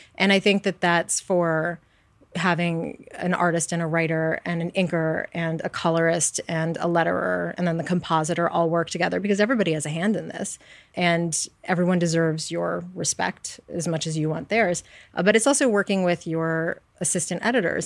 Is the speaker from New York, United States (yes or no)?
yes; New York City, New York, United States; I grew up on the Upper West Side in New York